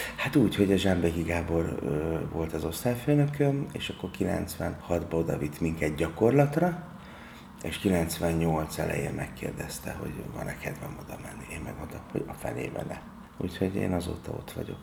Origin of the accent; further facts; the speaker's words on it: Budapest, Hungary; Én a Práter utcában nőttem föl, és az a 8. kerülethez tartozik, tehát van, ott nőttem föl, és a Vas utcába születtem.